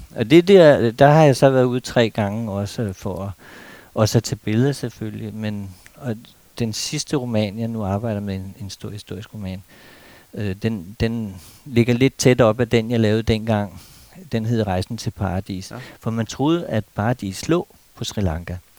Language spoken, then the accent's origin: Danish; Denmark; vi danskere